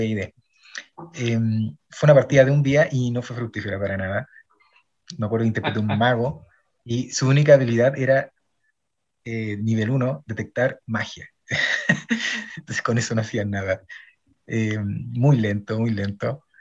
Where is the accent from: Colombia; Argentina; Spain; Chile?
Chile; Santiago, Santiago Metropolitan Region; también soy de Chile, de Santiago